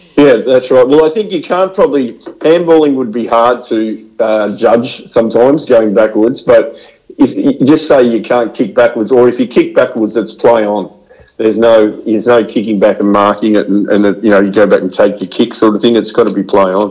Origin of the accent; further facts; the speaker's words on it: Bendigo, Victoria, Australia; growing up in the, in Bendigo